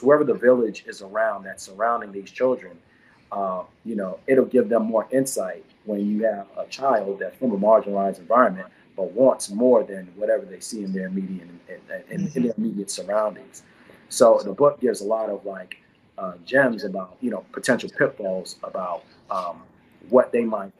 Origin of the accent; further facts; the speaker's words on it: Washington, District of Columbia, United States; moved away; also born or lived in Brooklyn, New York; was raised in DC